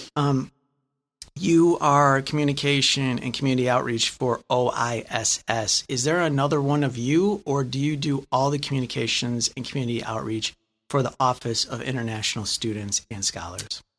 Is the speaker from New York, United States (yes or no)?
no; Lansing, Michigan, United States; I'm from Lansing